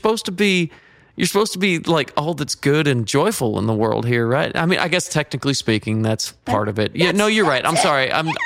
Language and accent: English; Georgia, United States; You know, growing up in Georgia, one of the things that they always say is you're either going to love the Falcons or you're going to love the Steelers.